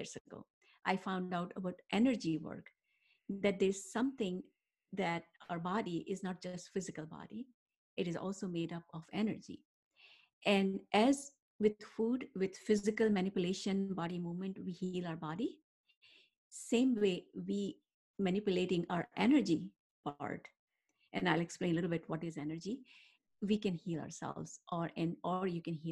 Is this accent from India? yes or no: yes; India; moved away; that's how I was raised back in India, in more Ayurvedic style